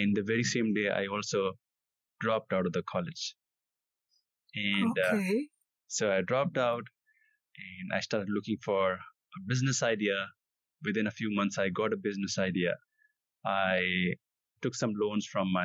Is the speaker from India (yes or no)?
yes; India; I come from India.